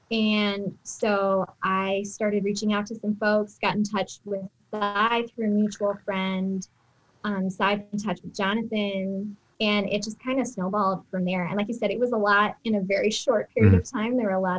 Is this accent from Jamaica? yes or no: no; Uzbekistan; moved away as an adult; also born or lived in Lebanon; I grew up in Uzbekistan, lived there for 10 years from age 8 to 18. So that's kind of my context from my formative years. And then I lived in Lebanon for 7.5 years.